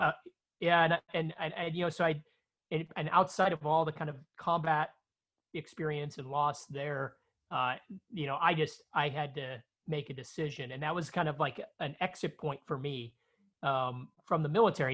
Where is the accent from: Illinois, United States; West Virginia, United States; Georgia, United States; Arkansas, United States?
Illinois, United States; Chicago; I grew up in South Chicago